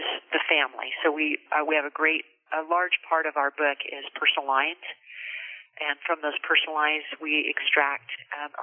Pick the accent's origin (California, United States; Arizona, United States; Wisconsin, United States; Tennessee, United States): California, United States; Visalia; moved away as an adult; also born or lived in San Luis Obispo County, California; now in Grover Beach, United States; I grew up in Visalia, California, which is in the heart of California between Bakersfield and Fresno, an agricultural town.